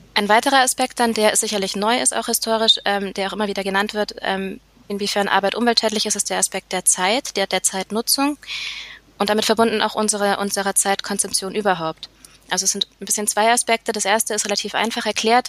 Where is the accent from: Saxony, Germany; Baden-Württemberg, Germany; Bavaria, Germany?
Bavaria, Germany; near Nuremberg; moved away as an adult; now in Vienna, Austria; ich komme aus der Nähe von Nürnberg, aber aktuell lebe ich in Wien